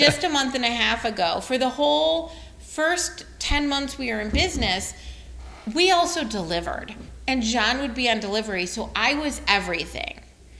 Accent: Detroit, Michigan, United States; moved away; also born or lived in Texas / Pacific Northwest; I'm from Detroit.

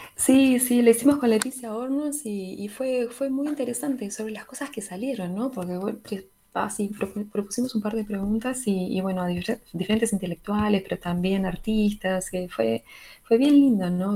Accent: La Paloma, Rocha, Uruguay; moved away; also born or lived in Salto, Uruguay; nací en Salto, pero en realidad es, lo de Salteño es más una especie de, orgullo salteño que otra cosa. Volví mucho a Salto en el medio, pero soy palomense en realidad, soy rochense.

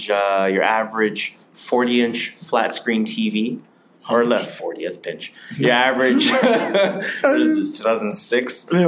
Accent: Toronto, Ontario, Canada; we are from Toronto.

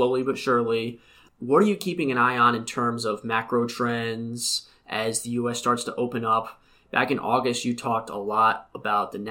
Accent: Connecticut, United States; coming from Connecticut

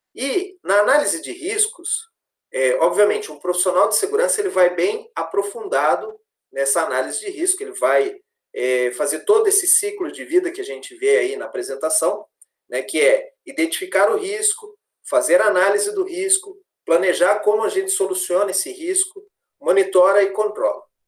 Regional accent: Londrina, Paraná, Brazil; moved away as an adult; Sou natural de Londrina, sou nascido em Londrina, me formei em Londrina também.

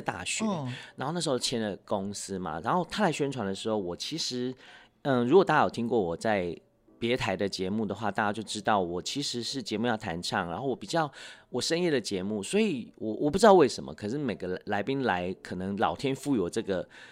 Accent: Taiwan; first language Hakka; Chinese is a second language; moved away; also born or lived in Taipei; 我是隔代教养嘛，哦。所以，呃，可能我 也在客家村长大，是。虽然说那个时候也有那种就是语言的限制，哎，要讲华语，要讲，呃，对。国语什么的， 可是回到家还是讲自己的母语多一些

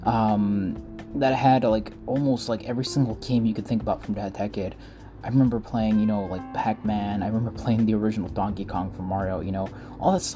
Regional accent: Mexico; English is a second language; moved away; I was born in Mexico. I came here, and I'm an immigrant.

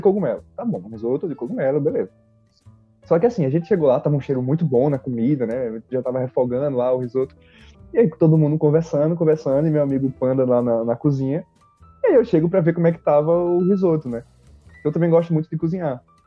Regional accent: Maceió, Alagoas, Brazil; now in São Paulo, Brazil; eu sou de Maceió

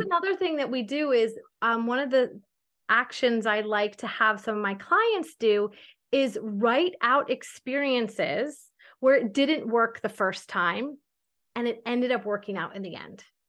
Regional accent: Connecticut, United States; moved away as an adult; also born or lived in New York City / the South (US); now in United States (suburbs of the South); I grew up in Connecticut

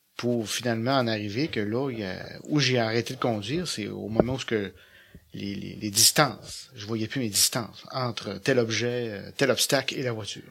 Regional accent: Petit-Saguenay, Quebec, Canada; moved away as an adult; now in Saguenay, Canada; je suis natif de Petit-Saguenay

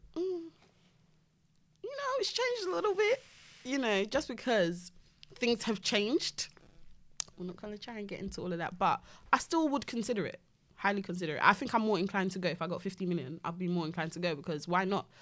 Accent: United Kingdom; we're all British 'cause we were born here

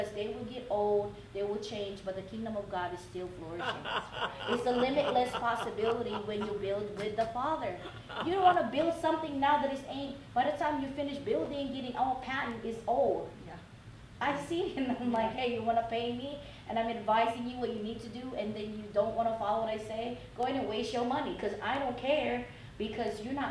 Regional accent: Oakland, California, United States; I'm from Oakland

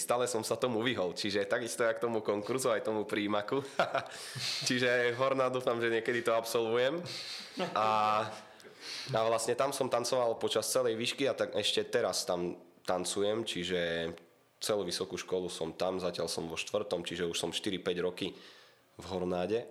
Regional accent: Bardejov, Prešov Region, Slovakia; also born or lived in Košice; No sme z Bardiova

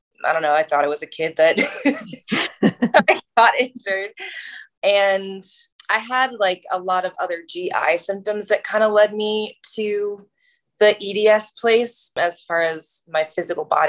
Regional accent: Maryland, United States; moved away as an adult; also born or lived in New Jersey / Boston; I'm originally from New Jersey / Maryland. That's where my family is from. Mostly grew up in Maryland

